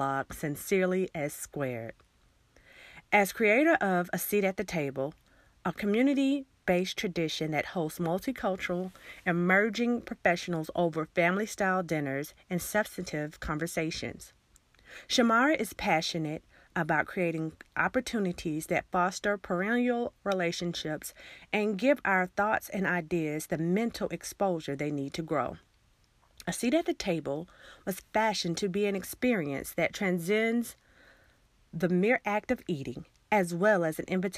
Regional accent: Alabama, United States; I'm from Alabama

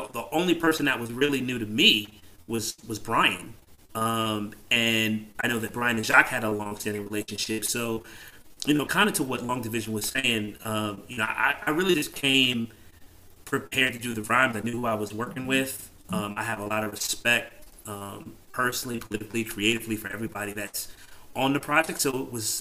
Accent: New Jersey, United States; now in New York City, United States; I'm originally from Jersey, but I'd been here at that point for like 15 years

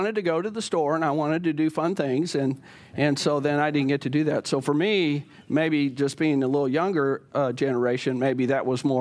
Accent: the South, United States; I grew up in the South, I remember it being in the South.

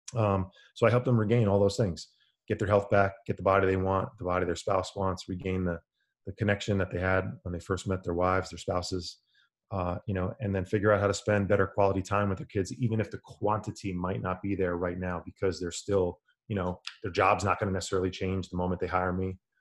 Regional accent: New York City area, New Jersey, United States; I'm from the New York City area, New Jersey

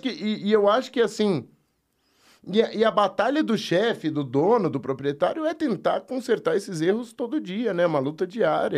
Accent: São Paulo, Brazil; Eu nasci aqui em São Paulo, mas a, bom, a família é da fronteira, tem uma outra parte da família que é de São Paulo.

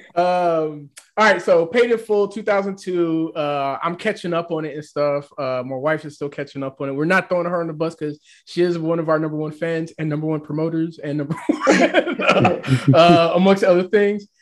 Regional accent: Nashville, Tennessee, United States; also born or lived in New York; i grew up in Nashville

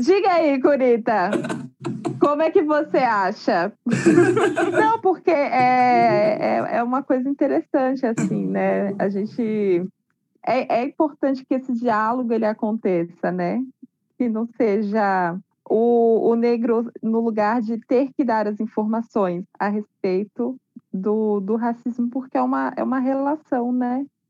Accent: Guarujá, São Paulo, Brazil; Eu sou é do Guarujá, mais precisamente do Itapema, que é um distrito ali do, do Guarujá.

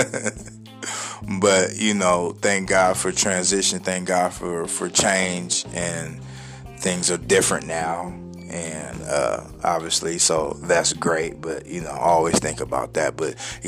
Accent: San Diego, California, United States; now in Kansas City, United States; my hometown, San Diego, California

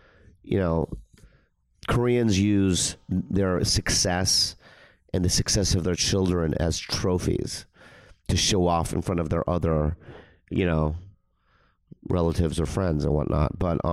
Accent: Minnesota, United States; also born or lived in San Diego; Well, I was born in San Diego, and then they moved to Minnesota, and I lived there for like 10 years.

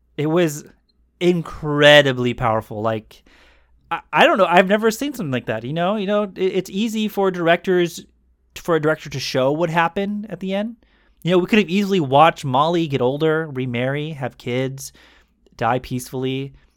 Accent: United States; an American who is now, you know, a little bit older and educated

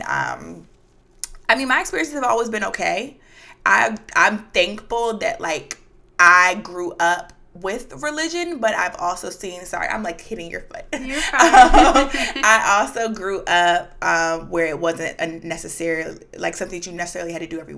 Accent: Madison, Virginia, United States; moved away as an adult; also born or lived in Alexandria, Virginia; I'm from Madison, Virginia, so very small town

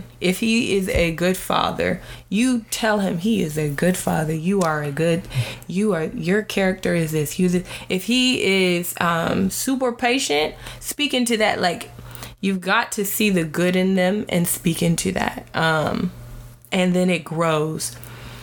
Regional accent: United States; I am African American

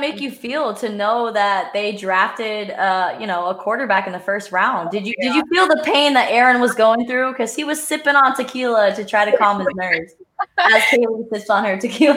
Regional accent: Pennsylvania, United States; I'm from Pennsylvania

